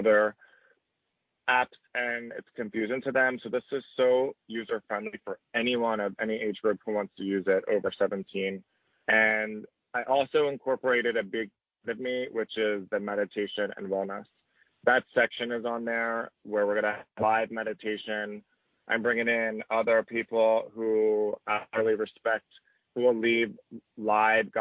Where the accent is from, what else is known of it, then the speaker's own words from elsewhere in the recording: outside of Philadelphia, Pennsylvania, United States; I grew up outside of Philadelphia in more of a smaller town. So it was about 20 minutes outside of the city